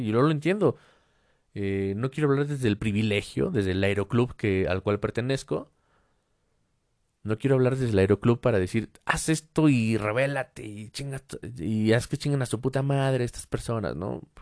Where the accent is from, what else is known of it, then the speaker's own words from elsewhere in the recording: Mexico; en mi país México